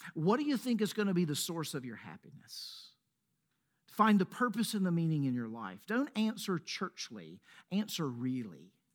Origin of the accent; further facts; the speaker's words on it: Laurel, Mississippi, United States; now in Middle Tennessee, United States; I say Mississippi. I might even go deeper. I might say Laurel, Mississippi